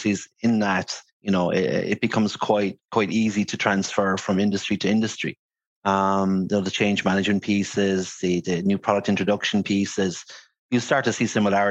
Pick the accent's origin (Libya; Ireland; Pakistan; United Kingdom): Ireland; Limerick, Munster; moved away as an adult; also born or lived in Dublin / China; now in Singapore; born and bred in Limerick City, proud Limerick man